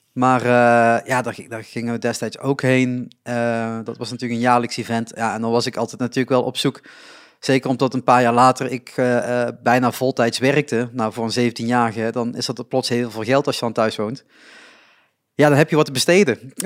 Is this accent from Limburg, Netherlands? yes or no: yes; Reuver, Limburg, Netherlands; also born or lived in Roermond; ik woon in Reuver nog steeds.